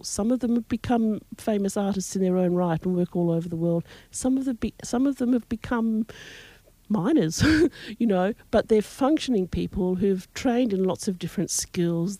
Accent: Broome, Western Australia, Australia; also born or lived in Perth / Fremantle / Fitzroy Crossing; I was born in Broome, lived here all my life

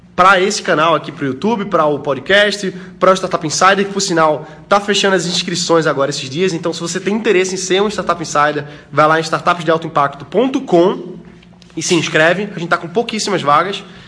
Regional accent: Brazil; sou brasileiro

